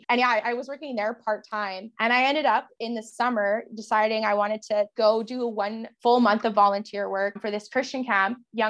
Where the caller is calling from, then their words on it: Lloydminster, Saskatchewan, Canada; I'm tuning in from Treaty 6 from the border city of Canada, Lloydminster. I'm about a couple skips away from Alberta right now. I'm actually in Saskatchewan, fun fact.